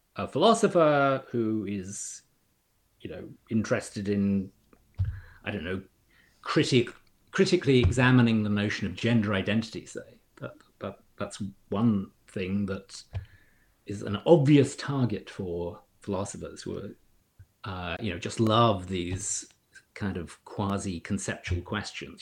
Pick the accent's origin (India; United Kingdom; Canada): United Kingdom; moved away as an adult; also born or lived in London, United Kingdom; now in Cambridge, Massachusetts, United States; I grew up in in Britain